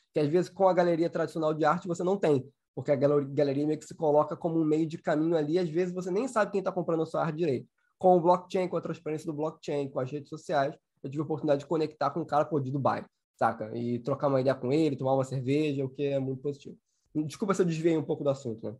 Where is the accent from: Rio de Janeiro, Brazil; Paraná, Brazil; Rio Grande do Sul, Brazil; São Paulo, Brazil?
Rio de Janeiro, Brazil; Sou carioca